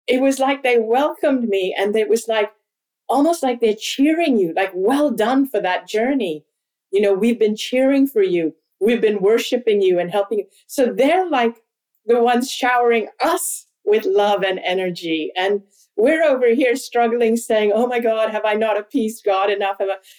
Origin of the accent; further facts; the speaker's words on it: Hong Kong; also born or lived in India; My parents are Hindu. We're Indian, ethnically Indian. I've never lived in India. I've always grown up outside of India. We traveled because of my dad's work. I actually went to school in Hong Kong, which is predominantly a Chinese city.